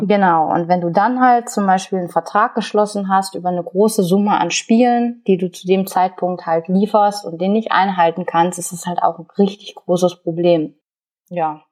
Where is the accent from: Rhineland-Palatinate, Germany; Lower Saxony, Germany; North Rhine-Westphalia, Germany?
North Rhine-Westphalia, Germany; Ruhr area; hier bei uns im Ruhrgebiet